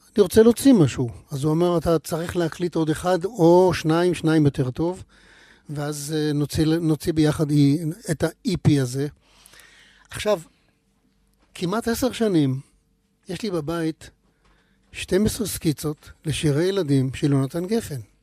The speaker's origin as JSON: {"language": "Hebrew", "area": "between Mishmarot and Pardes Hanna", "region": "Haifa District", "country": "Israel", "tie": "born or raised there", "said": "למקומות האלה שבין משמרות לפרדס חנה, איפה שגדלתי"}